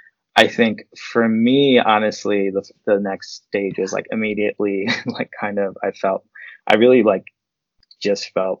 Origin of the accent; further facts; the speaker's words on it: New York City, New York, United States; we grew up in Queens.